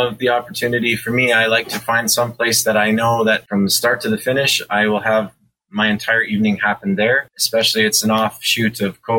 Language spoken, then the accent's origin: English; Moose Jaw, Saskatchewan, Canada; moved away as an adult; also born or lived in Lake Louise, Alberta; I live in Mooseman, Saskatchewan. That's where my restaurant is. I grew up in Mooseman, and then I moved away like every other 18-year-old when they graduate high school.